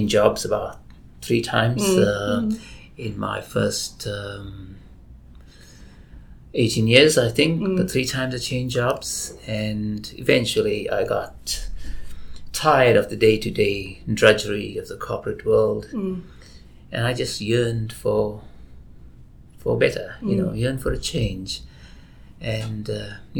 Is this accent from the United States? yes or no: no; South Africa; moved away as an adult; now in Australia; I was born and raised in South Africa